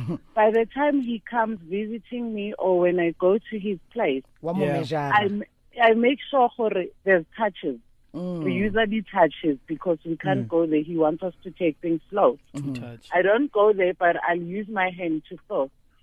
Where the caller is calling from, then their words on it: Alexandra, Gauteng, South Africa; I'm calling from Alexandra.